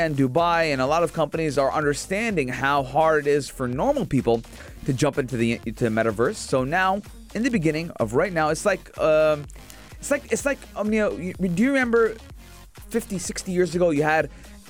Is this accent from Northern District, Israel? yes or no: yes; Acre, Northern District, Israel; now in -; Because I am from Akka.